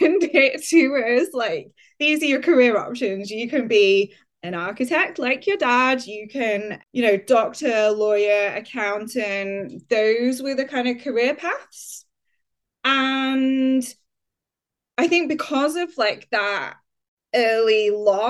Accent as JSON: {"language": "English", "town": "Huddersfield", "region": "Yorkshire and the Humber", "country": "United Kingdom", "tie": "born or raised there", "also_born_or_lived": "Leeds / York", "moved": "yes", "said": "my journey begins in Huddersfield in West Yorkshire. That is where I grew up"}